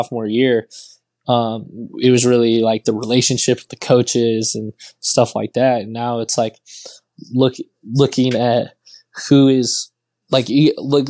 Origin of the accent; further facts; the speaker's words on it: Texas, United States; I'm from Texas